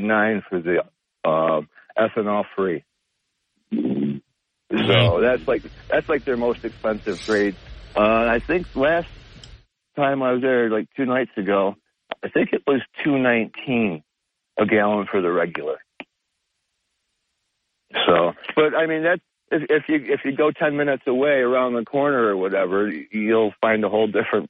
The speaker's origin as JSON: {"language": "English", "town": "Binghamton", "region": "New York", "country": "United States", "moved": "yes", "said": "I'm from Binghamton"}